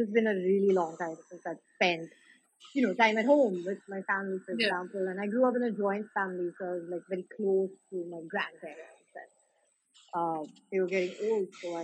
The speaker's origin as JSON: {"language": "English", "town": "Pune", "region": "Maharashtra", "country": "India", "tie": "born or raised there", "said": "I grew up in Pune. I'm from Pune"}